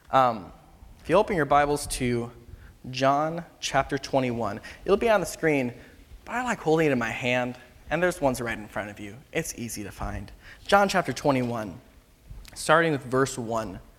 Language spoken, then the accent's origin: English; Philippines; moved away as an adult; now in California, United States; So I grew up in the Philippines uh, from the time I was about two years old till pretty much exclusively, except for a couple, you know, a year here, here and there, um, until about I graduated from high school, and then I came back here to California